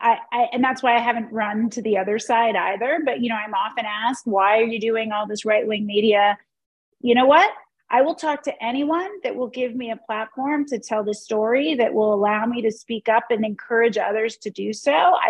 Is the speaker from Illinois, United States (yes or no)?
no; Pennsylvania, United States; moved away as an adult; now in San Francisco, United States; Well, I was born in Pennsylvania and I grew up in Pennsylvania.